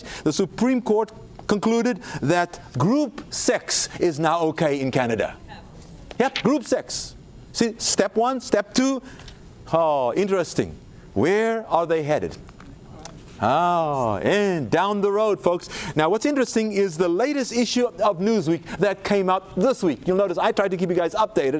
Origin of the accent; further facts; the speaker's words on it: South Africa; moved away; South Africa, my home country.